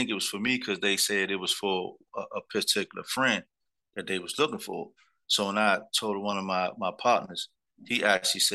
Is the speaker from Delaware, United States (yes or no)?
no; Washington, District of Columbia, United States; in D.C., we didn't have gangs. They used to call us crews, but we kind of went by streets